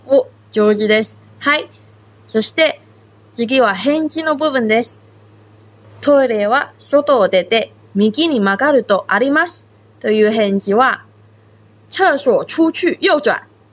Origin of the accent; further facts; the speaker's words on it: Taiwan; now in Okinawa, Japan; 私は台湾出身で中国語担当の